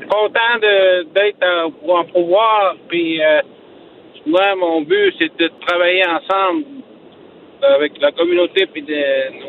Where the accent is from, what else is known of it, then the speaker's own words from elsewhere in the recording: Natashquan, Quebec, Canada; J'étais chef de ma communauté. J'étais conseiller chez nous en Natashquan.